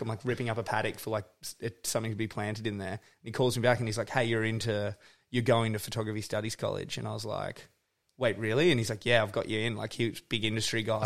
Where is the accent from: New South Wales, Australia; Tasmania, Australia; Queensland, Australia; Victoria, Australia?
Tasmania, Australia; Forest; moved away as an adult; also born or lived in Melbourne / Byron Bay; now in Bright, Australia; I grew up in Northwest Tasmania, like in this place, Forest is the actual name of the, the town.